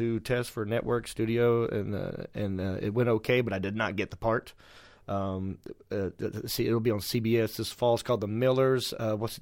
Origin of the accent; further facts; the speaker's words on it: North Carolina, United States; moved away; North Carolina, which is nice to get back to my home state